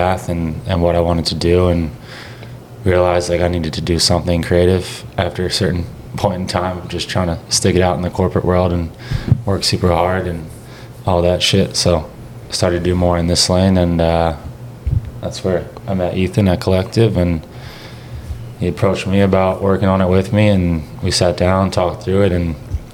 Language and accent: English; Baltimore, Maryland, United States; moved away as an adult; now in Austin, United States; I'm from Baltimore, Maryland originally, born and raised there, spent whole life there up through college